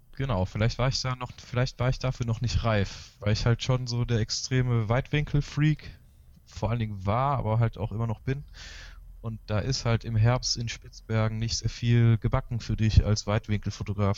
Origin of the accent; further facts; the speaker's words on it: Galicia, Spain; moved away; also born or lived in Chile; also ich bin in Galicien aufgewachsen, das ist auch eher die raue Gegend von Spanien danach in Chile gelebt